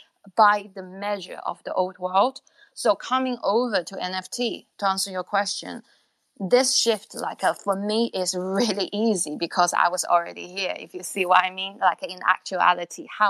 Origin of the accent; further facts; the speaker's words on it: China; moved away; born in China, and I grew up to a point when I was like a teenage, 13, 14